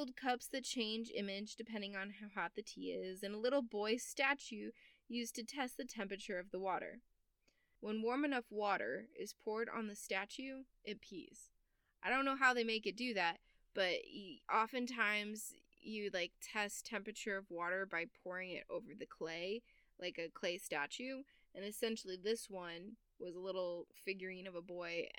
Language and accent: English; United States; I'm American